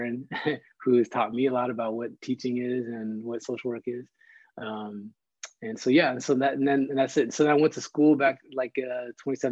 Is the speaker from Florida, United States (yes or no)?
no; Los Angeles, California, United States; I grew up right here in Sun Valley